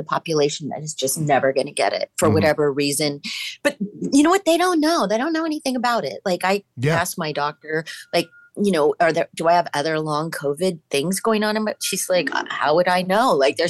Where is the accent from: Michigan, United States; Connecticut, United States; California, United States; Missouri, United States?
California, United States; Manhattan Beach; I grew up in Manhattan Beach. And when I grew up there, I mean, I literally grew up in a … song. It was, you know, the 60s and 70s. And it was a smaller town